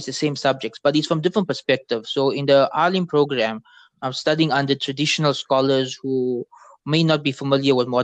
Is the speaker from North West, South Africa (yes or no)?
no; Durban, KwaZulu-Natal, South Africa; I'm born in Durban, South Africa